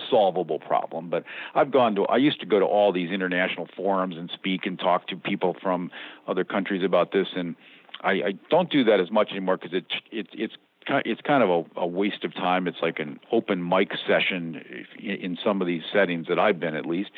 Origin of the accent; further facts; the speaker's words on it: United States; I'm the American